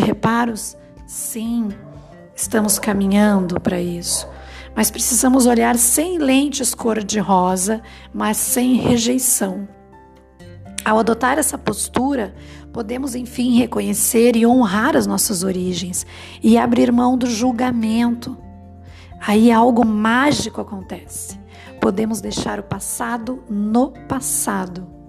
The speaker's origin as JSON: {"language": "Portuguese", "country": "Brazil", "said": "a gente como brasileiro"}